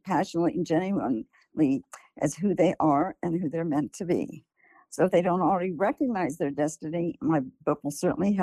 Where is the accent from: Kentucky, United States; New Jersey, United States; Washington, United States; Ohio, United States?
Ohio, United States; Columbus; now in California, United States; I grew up in Columbus, Ohio, and my parents fled Nazi Germany